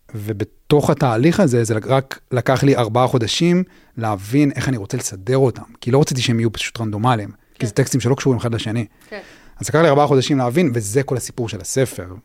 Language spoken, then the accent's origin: Hebrew; Even Yehuda, Central District, Israel; also born or lived in Tel Aviv; גדלתי באבן יהודה